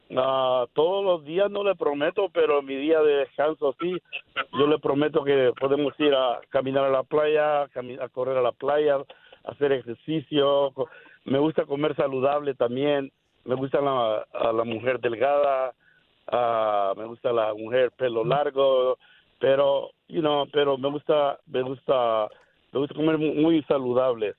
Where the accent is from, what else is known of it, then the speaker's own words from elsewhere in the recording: El Salvador; moved away; yo, soy de El Salvador.